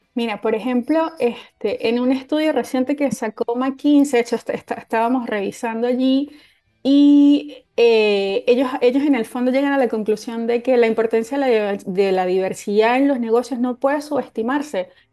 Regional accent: Venezuela; moved away; en mi país de origen, en Venezuela

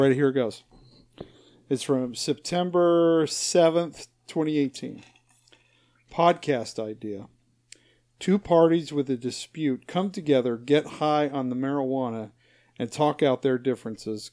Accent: Utah, United States; moved away; I was born, born and raised in Utah

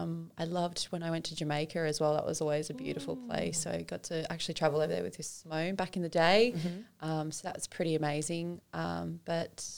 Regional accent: New South Wales, Australia

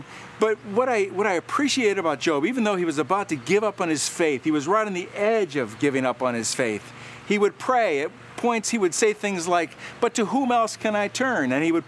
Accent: Ohio, United States; Like I said, I grew up around Cedar Point. My siblings worked here.

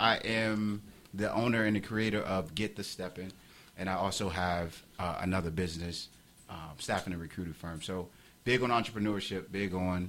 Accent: Miami, Florida, United States; moved away as an adult; also born or lived in Washington, D.C.; born and raised in Miami. Moved from Miami to Washington, D.C. to attend Howard University.

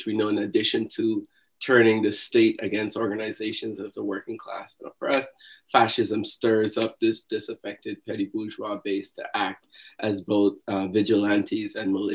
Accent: Guyana; now in New York, United States; I am originally from Guyana

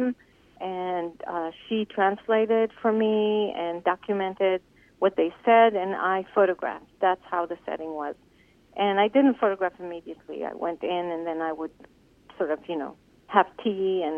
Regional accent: Israel; moved away; when I grew up in Israel

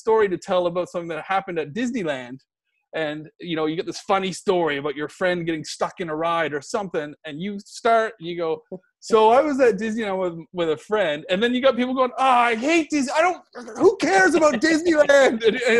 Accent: Canada; now in United Kingdom; I'm Canadian, so I've got my life experiences that I've learned from and living in Britain.

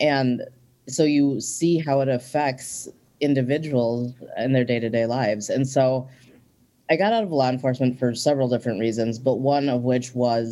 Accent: St. Paul, Minnesota, United States; also born or lived in Ecuador; I was born in Ecuador, and I came to Minnesota to live with two white parents, and I was an only child. Hmm. And growing up in St. Paul

